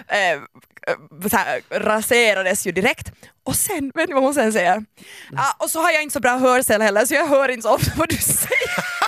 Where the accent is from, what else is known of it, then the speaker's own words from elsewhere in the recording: Finland; jag är finlandssvensk